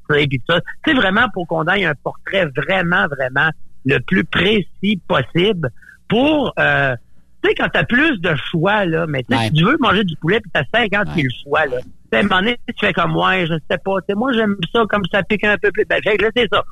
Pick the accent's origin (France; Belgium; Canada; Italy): Canada; Gaspésie, Quebec; moved away; also born or lived in Montreal; je viens de la Gaspésie